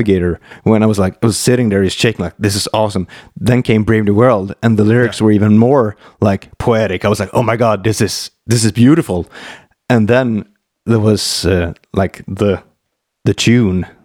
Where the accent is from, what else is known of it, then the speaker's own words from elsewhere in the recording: Mora, Dalarna County, Sweden; English is a second language; in the school back in Mora, where I grew up north here in Sweden